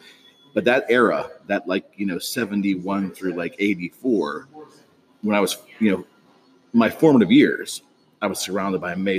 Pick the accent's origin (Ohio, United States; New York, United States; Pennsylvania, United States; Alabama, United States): Pennsylvania, United States; Coraopolis; also born or lived in Robinson Township, Pennsylvania; It's my hometown. Grew up here, graduated Cornell High School in 83